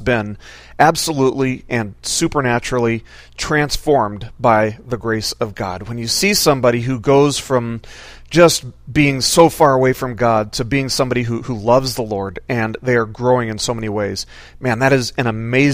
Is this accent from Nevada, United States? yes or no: yes; Las Vegas, Nevada, United States; also born or lived in Washington State; now in Washington, United States; I grew up in Las Vegas